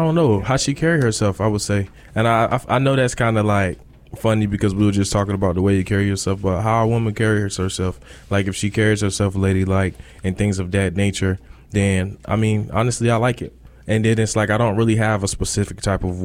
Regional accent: New York, United States; moved away; I'm from New York.

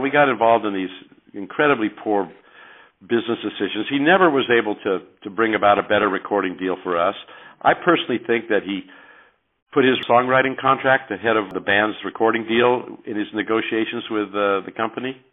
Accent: San Francisco Bay Area, California, United States; we grew up in the Bay Area

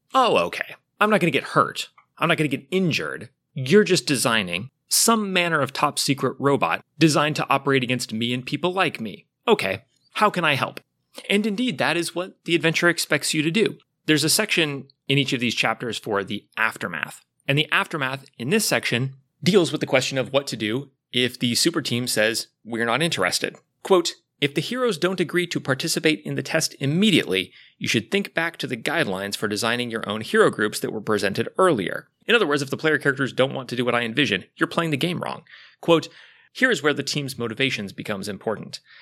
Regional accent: Portland, United States; I'm from Portland

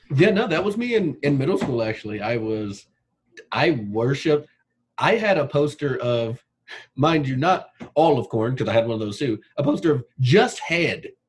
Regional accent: Long Beach, California, United States; I grew up in Long Beach.

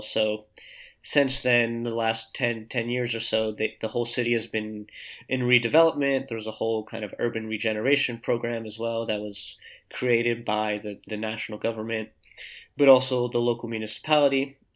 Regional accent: New Jersey, United States; moved away as an adult; also born or lived in Boulder, Colorado / Saint-Étienne, France; now in France; I grew up in New Jersey, about half an hour from New York, really in the suburbs of New York

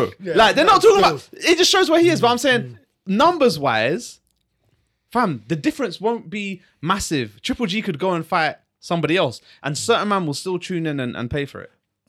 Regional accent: United Kingdom; Forget the fact that we're British.

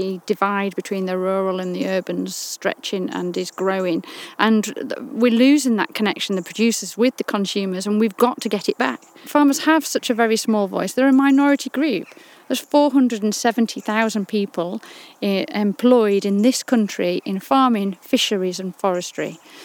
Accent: Yorkshire and the Humber, United Kingdom; We grew up over in Yorkshire, so we used to come youth hosteling over here

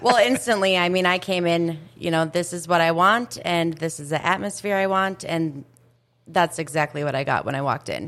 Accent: Red Lake Falls, Minnesota, United States; I grew up in Relic Falls. Um, I live right outside Relic Falls

